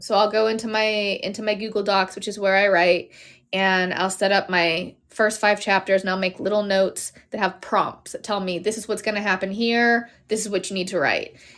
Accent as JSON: {"language": "English", "town": "Pittsburgh", "region": "Pennsylvania", "country": "United States", "tie": "born or raised there", "said": "my hometown of Pittsburgh"}